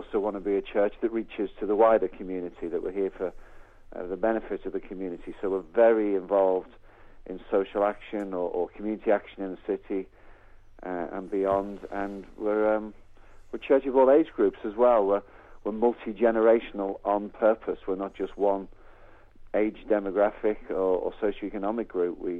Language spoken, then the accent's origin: English; the Wirral, North West England, United Kingdom; moved away as an adult; also born or lived in Birkenhead; now in Cambridge, United Kingdom; We were born and bred in the Wirral